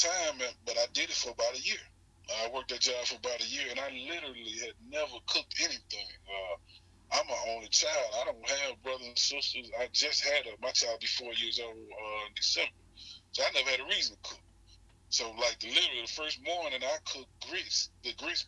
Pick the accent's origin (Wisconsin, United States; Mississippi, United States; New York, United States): Mississippi, United States; Hattiesburg; Born and raised in Hattiesburg, Mississippi.